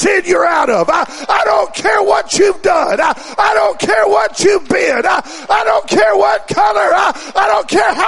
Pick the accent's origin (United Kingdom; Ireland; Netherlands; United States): United States; California; moved away; I was raised in California